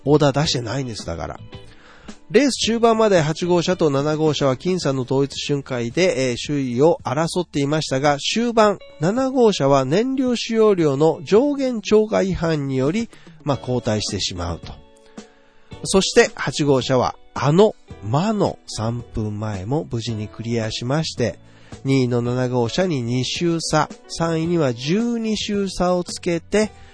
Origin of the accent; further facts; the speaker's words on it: Osaka, Japan; 僕も大阪出身で阪神淡路大震災を経験しています